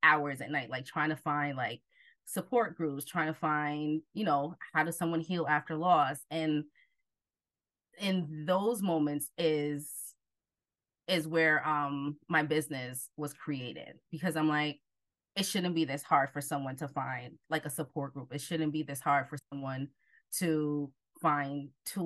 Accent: New Jersey, United States; also born or lived in Jamaica; I am originally from Jamaica, but grew up in Jersey most of my life

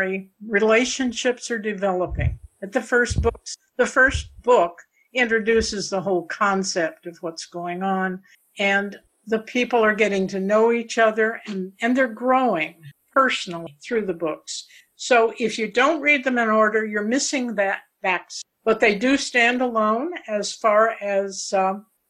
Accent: Paducah, Kentucky, United States; I was born in Paducah, Kentucky, before it became the quilt capital of the nation. My grandfather used to take me to the fish market

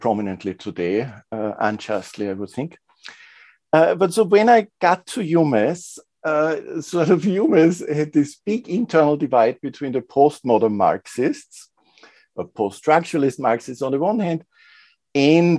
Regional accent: Linz, Upper Austria, Austria; I'm originally from Linz, which is a medium, for Austrian standards, big industrial but provincial town.

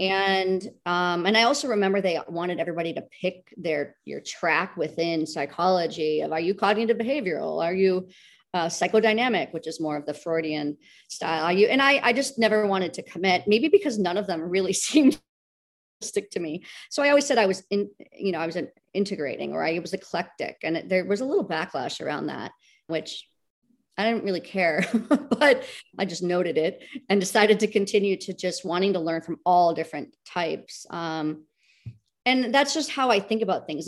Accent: United States; a American, you know, a woman in the Western world

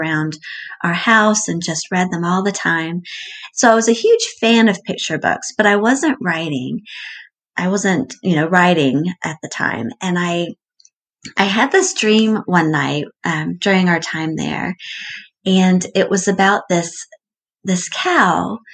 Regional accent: Atlanta, Georgia, United States; also born or lived in Lewisburg, Pennsylvania; I'm from Atlanta. I live in Atlanta now.

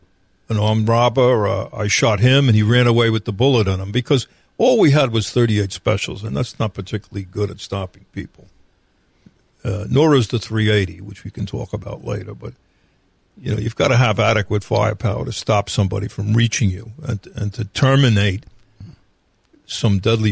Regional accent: New York, United States; now in North Carolina, United States; In North Carolina, there is no citizen power to arrest. There is that power in other states. I came from New York.

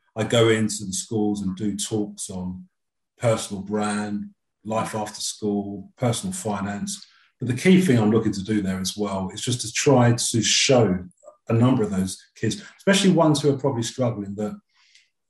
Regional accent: London, United Kingdom; as a Londoner

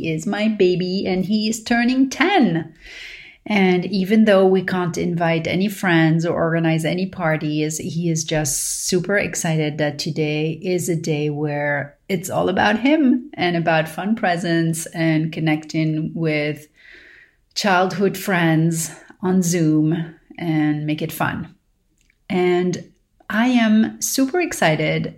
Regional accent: Paris, Île-de-France, France; growing up in Paris

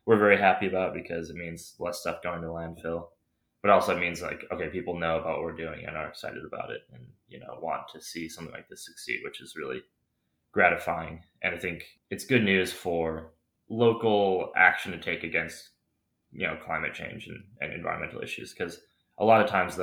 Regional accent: Madison, Wisconsin, United States; also born or lived in Chicago / Stoughton; I'm from the Madison area

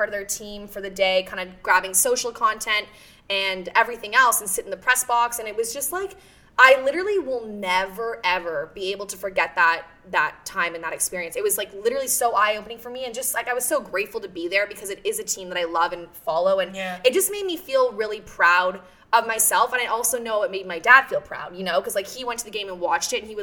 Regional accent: Oshawa, Ontario, Canada; moved away as an adult; now in Toronto, Canada; I come from Oshawa. So, like, when I moved downtown

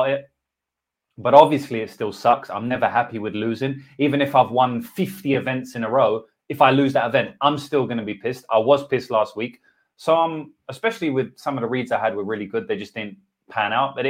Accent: England, United Kingdom; accent: English; All my beautiful English accent that all the ladies love.

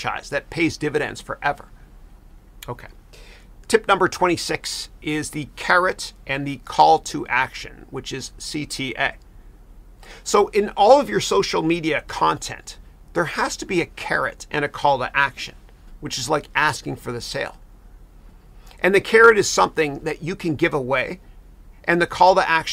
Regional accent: Canada; I'm Canadian.

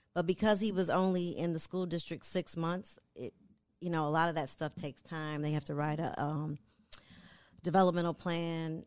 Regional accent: Michigan, United States; moved away; I'm from Michigan originally

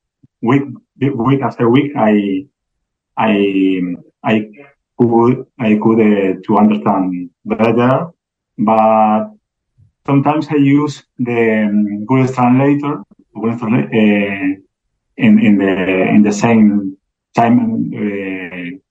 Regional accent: Argentina; English is a second language; also born or lived in Neuquén, Argentina; I am from Argentina. I am living in Neuquén.

